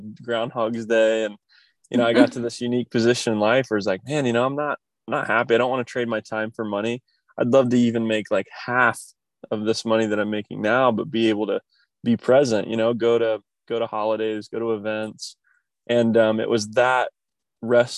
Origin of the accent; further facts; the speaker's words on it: Kokomo, Indiana, United States; moved away as an adult; I grew up in the Midwest, a small, you know, more blue collar town called Kokomo, Indiana